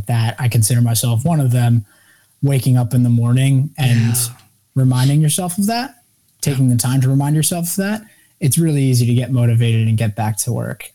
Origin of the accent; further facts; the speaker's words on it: Westchester, New York, United States; I was born and raised in New York, Westchester, New York, and just north of the city.